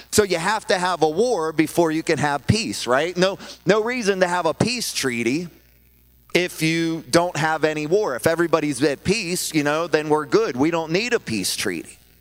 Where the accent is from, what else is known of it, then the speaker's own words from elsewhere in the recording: Pittsburgh, Pennsylvania, United States; I'm from Pittsburgh